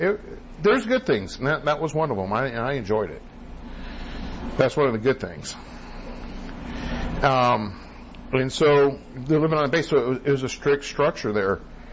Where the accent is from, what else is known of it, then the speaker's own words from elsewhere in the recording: Great Falls, Montana, United States; also born or lived in California; I consider Montana my home. Even though I was born in California, Montana has a special part in my heart because I grew up, as a youth, as a child, Montana had a special part.